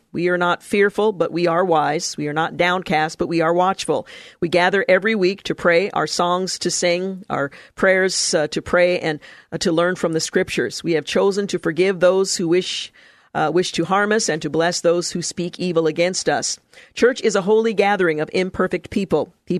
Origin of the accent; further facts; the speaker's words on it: Louisiana, United States; Church security was something I never heard discussed while growing up in North Louisiana.